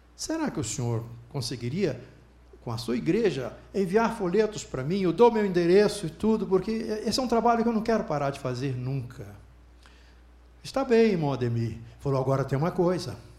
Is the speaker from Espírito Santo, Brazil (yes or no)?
yes; Alegre, Espírito Santo, Brazil; moved away; also born or lived in Centro-Oeste; Eu sou de Alegre, trabalho aqui no Centro-Oeste, Alegre é uma cidade do Espírito Santo